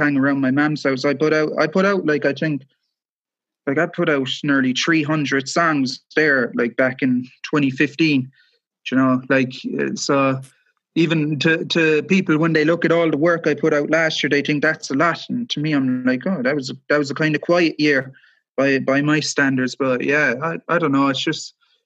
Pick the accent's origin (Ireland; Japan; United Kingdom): Ireland; Cork, Munster; now in West Cork, Ireland; I come from Cork City, I live in West Cork now